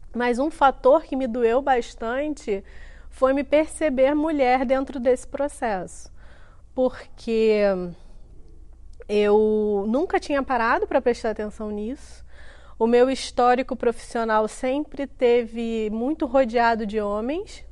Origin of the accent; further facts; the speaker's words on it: Duque de Caxias, Rio de Janeiro, Brazil; sou carioquíssima, nasci em Caxias na década de 80